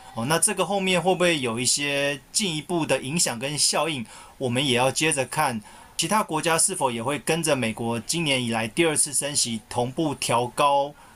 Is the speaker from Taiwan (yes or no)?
yes; Taiwan; 我们台湾这边